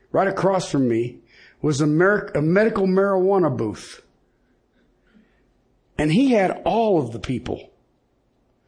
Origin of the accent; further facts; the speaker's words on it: Colorado, United States; I'm from Colorado